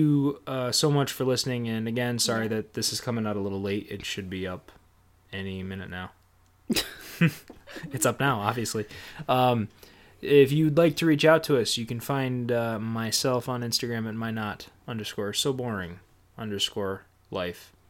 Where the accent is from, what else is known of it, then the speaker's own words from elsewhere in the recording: northern New York, United States; moved away; I grew up in northern New York, right on the pretty much the edge of Canada